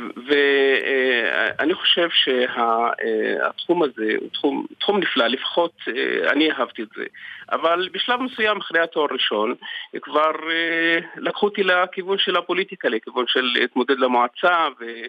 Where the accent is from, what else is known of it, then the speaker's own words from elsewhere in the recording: Segev Shalom, Southern District, Israel; אני משגב שלום בדרום